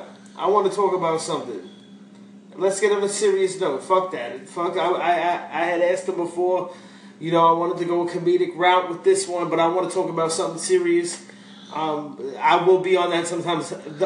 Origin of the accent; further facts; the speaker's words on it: New York, United States; I'm from New York. I live in New York all my life.